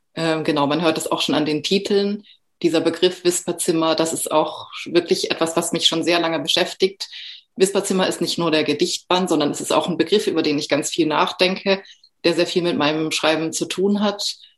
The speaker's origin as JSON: {"language": "German", "area": "Southern Black Forest", "region": "Baden-Württemberg", "country": "Germany", "tie": "born or raised there", "moved": "yes", "said": "Ich bin im Südschwarzwald aufgewachsen"}